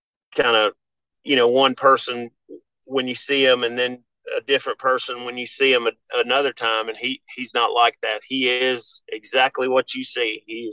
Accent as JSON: {"language": "English", "town": "Memphis", "region": "Tennessee", "country": "United States", "tie": "born or raised there", "said": "I grew up around Memphis wrestling, and we used to go down to, they had, WMC TV5 was the big, big NBC network in town"}